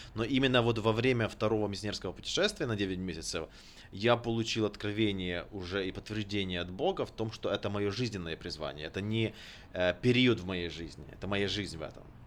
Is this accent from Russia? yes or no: no; Ukraine; moved away as an adult; also born or lived in Sacramento, United States; now in Kenya; Рожденный в Украине, закончил э, там же библейский колледж и Национальный технический университет. В 2006 году мигрировал в США